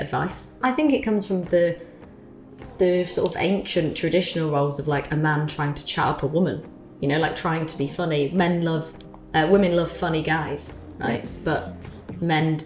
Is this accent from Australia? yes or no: no; United Kingdom; as a British person